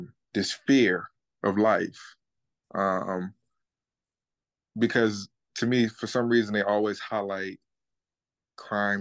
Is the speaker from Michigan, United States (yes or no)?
no; Florida, United States; I'm from Florida too as well